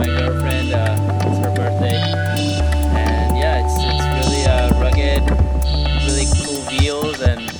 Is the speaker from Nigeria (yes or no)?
no; Brazil; moved away; I'm from Brazil